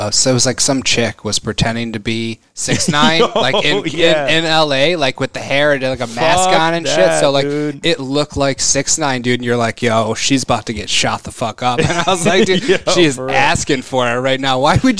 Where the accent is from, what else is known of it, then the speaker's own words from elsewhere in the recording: Greece; I got love for Greece. I made it, bitch. I grew up in Greece.